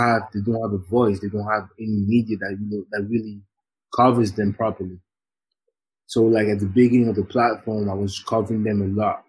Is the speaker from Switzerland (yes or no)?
yes; Geneva, Switzerland; moved away as an adult; also born or lived in Leeds, United Kingdom; I was born and raised in Geneva